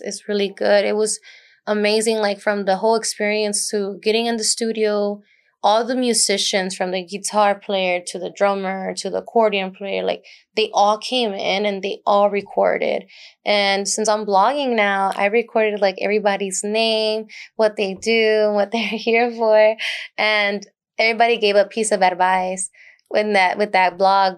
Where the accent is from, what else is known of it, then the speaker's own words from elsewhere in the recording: Dallas, Texas, United States; Born and raised in Oak Cliff, Dallas, Texas.